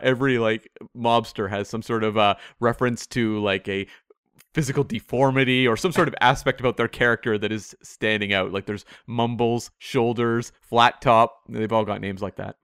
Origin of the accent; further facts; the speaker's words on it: Canada; I'm Canadian, I'm not American